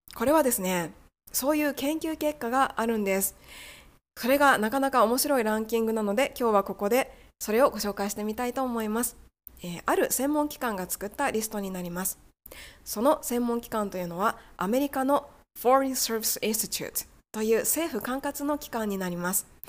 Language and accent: Japanese; Japan; 私たち日本人